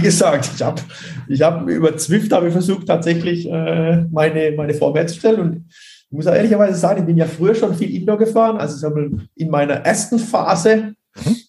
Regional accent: region near Bruchsal, Baden-Württemberg, Germany; ich komme ja aus der Region bei Bruchsal, da wohne ich ja auch

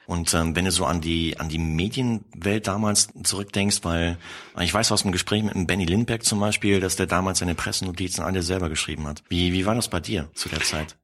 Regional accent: Sauerland, North Rhine-Westphalia, Germany; now in Munich, Germany; ich komme auch aus dem Sauerland

